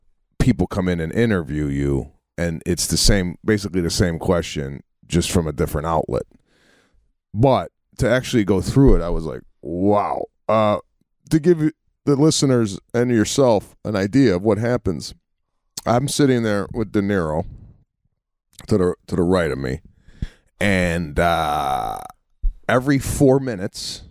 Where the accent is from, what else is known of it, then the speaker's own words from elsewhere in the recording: Chicago, Illinois, United States; It started in Chicago, my hometown